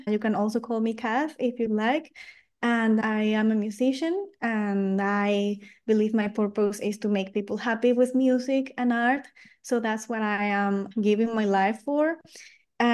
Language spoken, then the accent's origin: English; Lima, Peru; English is a second language; moved away; also born or lived in France; So I grew up until 2014 in Lima, in Peru.